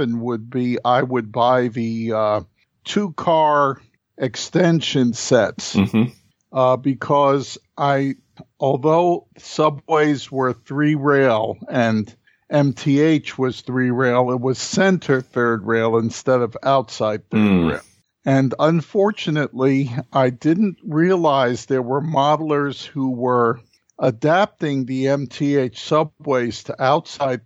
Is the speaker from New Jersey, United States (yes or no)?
no; New York City, New York, United States; a kid growing up in New York City, which is what I was back then